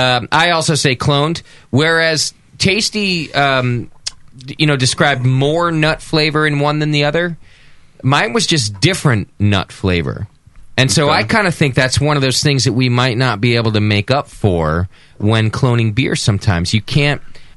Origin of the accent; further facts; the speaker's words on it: Los Angeles, California, United States; moved away; I grew up in Los Angeles for a while